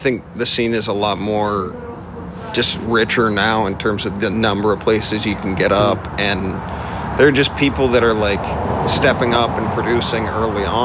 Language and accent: English; Midwest, United States; also born or lived in Vermont / Indiana / Las Vegas; I grew up in the Midwest. I originally from Vermont